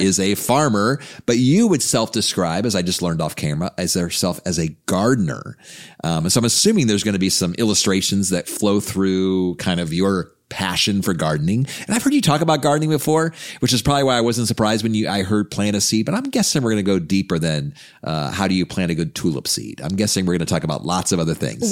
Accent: United States; being a f, American

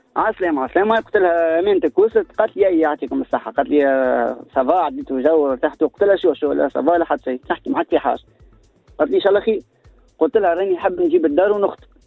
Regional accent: Tunis, Tunis Governorate, Tunisia; انا من تونس وهي معناتها من بنزرت

